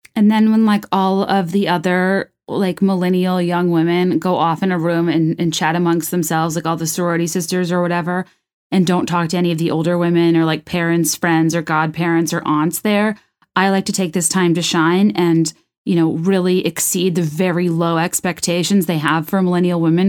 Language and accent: English; Virginia, United States; I'm from Virginia. I only know the place I grew up in.